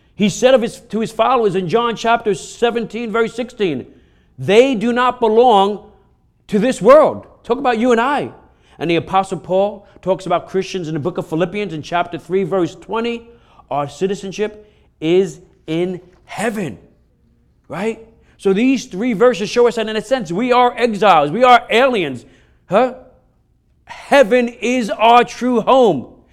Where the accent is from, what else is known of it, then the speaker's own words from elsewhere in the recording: New York, United States; I'm from New York